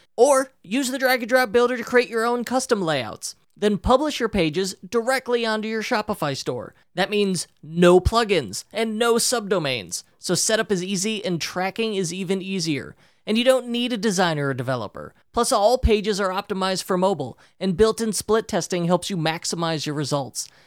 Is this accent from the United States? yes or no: yes; Chicago, Illinois, United States; we grew up in Chicagoland